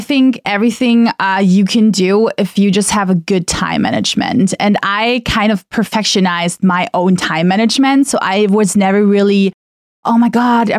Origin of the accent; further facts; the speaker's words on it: Germany; first language German; English is a second language; moved away as an adult; growing up in Germany, I mean, I am part of a very mixed up family